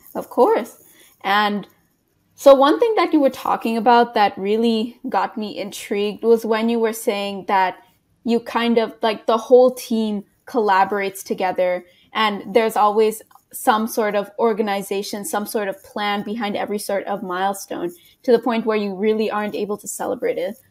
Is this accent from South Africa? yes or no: no; Canada; I'm a Canadian high school student